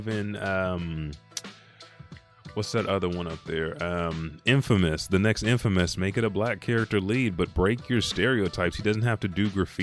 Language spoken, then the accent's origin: English; Anadarko, Oklahoma, United States; moved away; I'm from Anadarko, Indian capital.